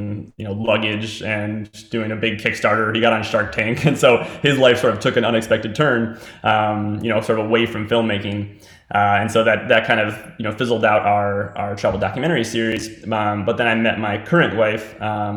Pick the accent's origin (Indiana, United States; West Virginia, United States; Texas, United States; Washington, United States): West Virginia, United States; We're both West Virginia natives.